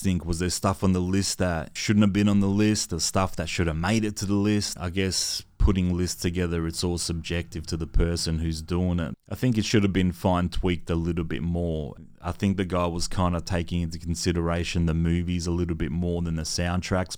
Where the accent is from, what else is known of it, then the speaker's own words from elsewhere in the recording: Adelaide, South Australia, Australia; me growing up in Adelaide in the nineties